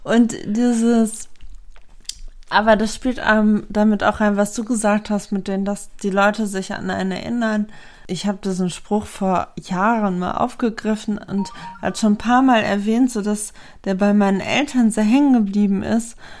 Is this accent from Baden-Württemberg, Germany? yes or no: no; Lemgo, North Rhine-Westphalia, Germany; ich bin hier aufgewachsen in Lemgo